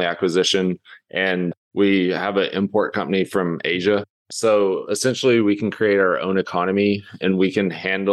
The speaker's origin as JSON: {"language": "English", "town": "Lubbock", "region": "Texas", "country": "United States", "tie": "born or raised there", "also_born_or_lived": "Los Angeles", "moved": "as an adult", "said": "I grew up in Lubbock"}